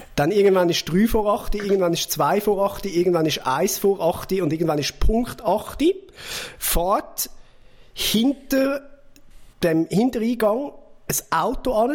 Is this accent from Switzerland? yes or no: yes; Zurich, Switzerland; dass ich aus Zürich bin